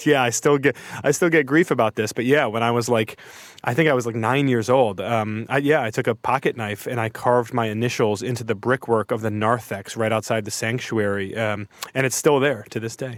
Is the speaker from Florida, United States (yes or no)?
no; outside of Detroit, Michigan, United States; My hometown is at the intersection of two highways, uh, outside of Detroit.